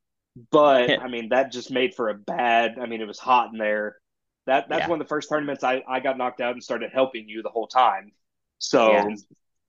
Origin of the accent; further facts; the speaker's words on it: Denton, Texas, United States; I'm from Denton